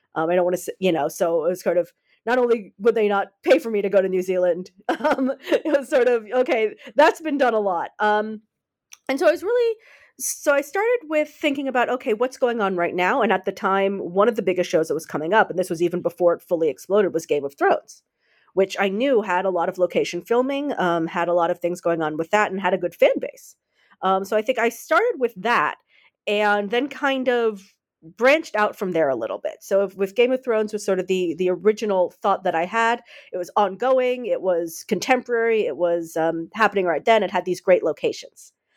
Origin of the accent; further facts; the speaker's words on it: United States; now in Netherlands; I'm an American, but I live in the Netherlands